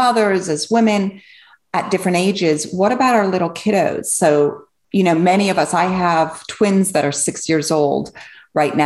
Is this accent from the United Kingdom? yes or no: yes; England, United Kingdom; also born or lived in Switzerland; now in United States; I grew up in England. I was born in Switzerland